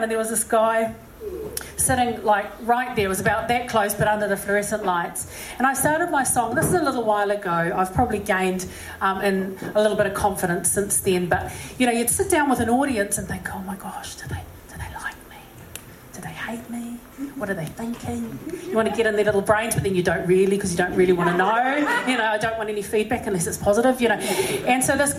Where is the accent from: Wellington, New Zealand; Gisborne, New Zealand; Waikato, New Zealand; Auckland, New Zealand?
Auckland, New Zealand; also born or lived in Massey; I said, Auckland